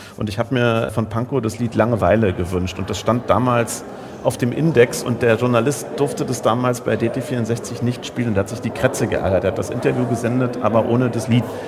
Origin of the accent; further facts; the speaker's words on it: Schwerin, Mecklenburg-Vorpommern, Germany; moved away; also born or lived in Potsdam; von meinem Herzen her, wie gesagt, bin ich eigentlich norddeutsch und würde auch sagen, Schwerin ist eigentlich meine Heimatstadt, eine kleine Beamtenstadt